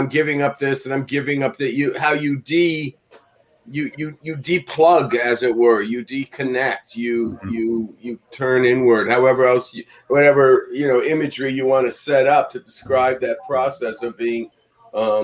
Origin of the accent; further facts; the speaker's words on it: Los Angeles, California, United States; I remember from being a boy growing up in Los Angeles, right near the VA